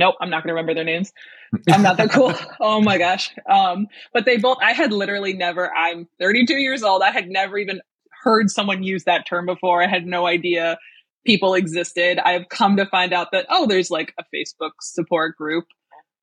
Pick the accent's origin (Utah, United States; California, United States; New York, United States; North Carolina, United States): New York, United States; Western; I'm from Western New York, which I only say because I don't live in the cool part of New York